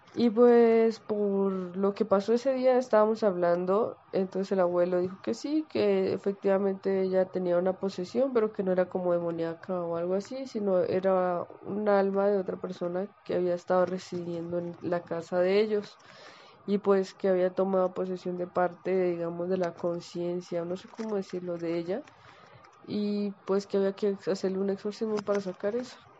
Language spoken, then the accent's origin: Spanish; Colombia; yo soy colombiana